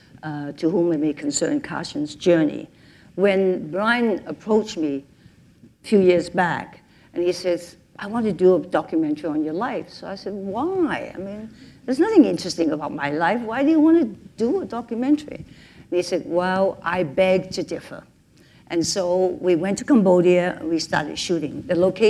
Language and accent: English; Hong Kong; I was born in Hong Kong